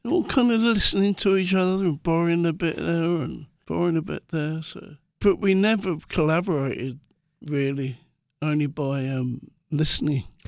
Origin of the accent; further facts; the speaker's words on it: London, United Kingdom; growing up in Muswell Hill